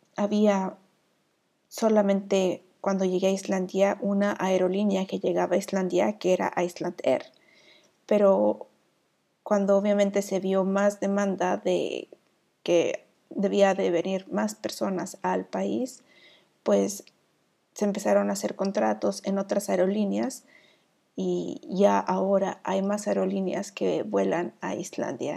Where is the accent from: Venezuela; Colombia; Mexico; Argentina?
Mexico; now in Iceland; soy la vikinga mexicana